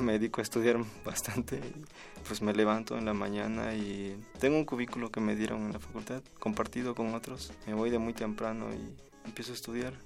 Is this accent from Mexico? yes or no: yes; Matías Romero, Oaxaca, Mexico; moved away as an adult; now in Mexico City, Mexico; Yo nací en un pueblo que se llama Palomares. Mi municipio es Matías Romero y pertenece al, istmo de Tehuantepec, es una región de, Oaxaca